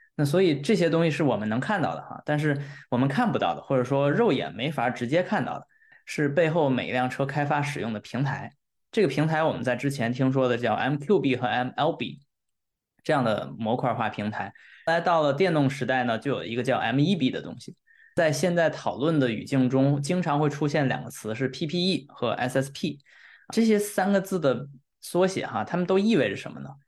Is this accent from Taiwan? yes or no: no; China; now in Europe; 对于我们中国人来说，在欧洲